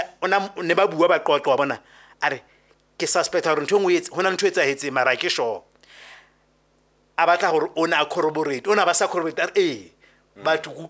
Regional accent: Soweto, Gauteng, South Africa; I grew up in Soweto

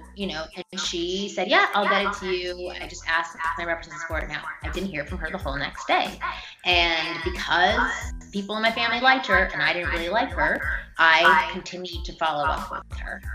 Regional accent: Toronto, Ontario, Canada; moved away as an adult; now in United States; I'm from Toronto originally

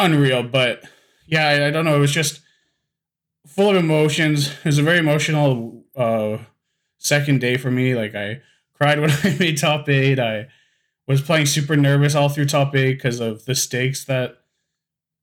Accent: Winnipeg, Manitoba, Canada; I'm from Winnipeg, Manitoba

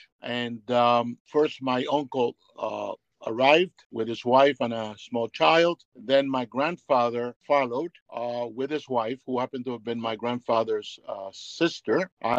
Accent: Guanabacoa, Havana, Cuba; And Guanabacoa is a very interesting town. I basically had all that back then in those days.

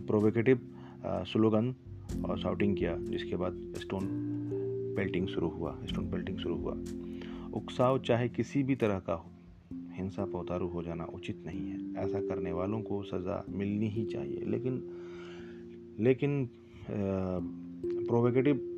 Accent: Samastipur, Bihar, India; मेरे शहर समस्तीपुर आज भी मुसलमान रामनवमी के हिंदुओं को पानी जूस और शरबत पिलाते हैं

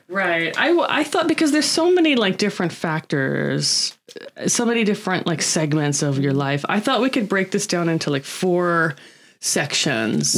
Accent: United States; now in Japan; I'm American

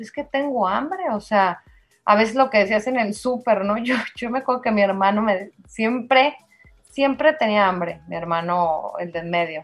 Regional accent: Durango, Mexico; now in Mérida, Mexico; Soy duranguense de corazón

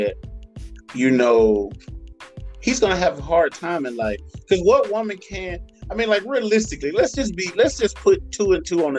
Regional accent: the South, United States; I'm from the South

